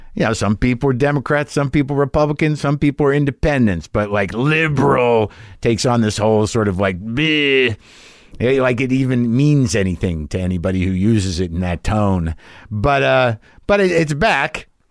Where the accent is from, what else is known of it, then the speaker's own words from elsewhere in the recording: United States; as an American